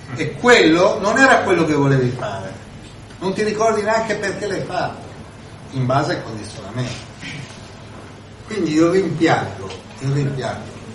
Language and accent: Italian; Milan, Lombardy, Italy; uno da Milano, io vengo da Milano